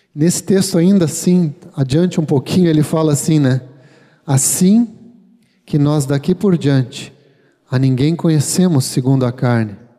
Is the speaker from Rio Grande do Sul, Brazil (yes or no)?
yes; Gaúcho, Rio Grande do Sul, Brazil; nós que somos bem gaúchos aqui